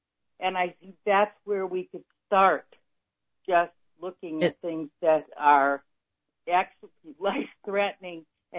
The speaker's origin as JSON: {"language": "English", "country": "United States", "said": "We're Americans. My mother was an immigrant, and she never defined herself as a British American."}